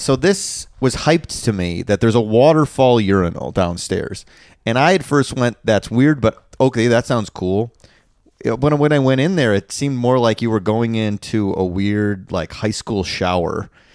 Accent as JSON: {"language": "English", "town": "Chicago", "region": "Illinois", "country": "United States", "tie": "born or raised there", "moved": "yes", "said": "growing up in Chicago, the Chicago area"}